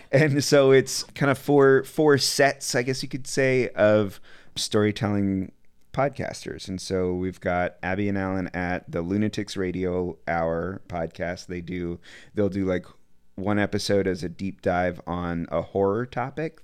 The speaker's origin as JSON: {"language": "English", "town": "Asheville", "region": "North Carolina", "country": "United States", "also_born_or_lived": "Austin, Texas", "moved": "as an adult", "lives_now": "Chattanooga, United States", "said": "I'm from Asheville, North Carolina. I was living there, but moved to Austin"}